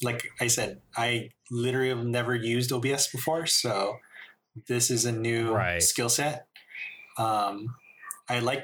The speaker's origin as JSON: {"language": "English", "country": "Philippines", "said": "me being Filipino"}